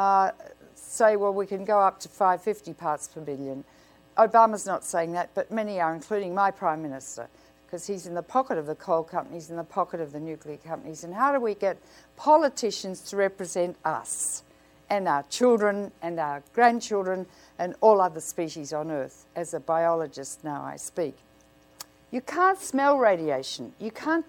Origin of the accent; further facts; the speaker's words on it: Australia; I come from Australia